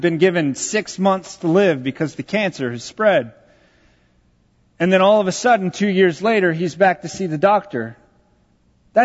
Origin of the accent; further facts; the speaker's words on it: Texas, United States; I am from Texas